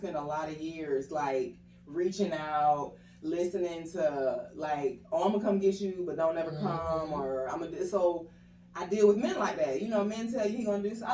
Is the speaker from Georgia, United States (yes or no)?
yes; Atlanta, Georgia, United States; also born or lived in Harrisburg, Pennsylvania; I am 32 years old. I'm originally from, I was born in Harrisburg, Pennsylvania, but I was raised in Atlanta been here since the fourth grade, and I don't think I'm going nowhere.